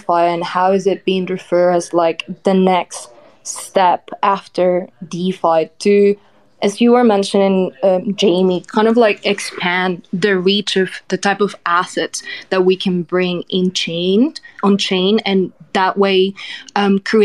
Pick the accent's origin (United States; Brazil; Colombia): Colombia; I'm from Colombia